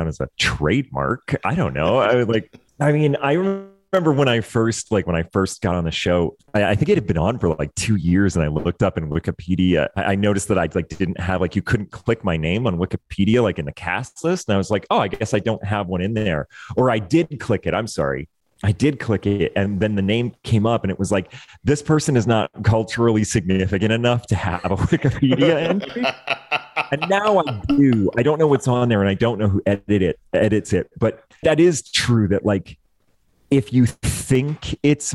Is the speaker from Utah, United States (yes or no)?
no; Maine, United States; moved away; my whole family is still out there. My sister, my brother, their kids, and my parents, aunts and uncles, they're all still out there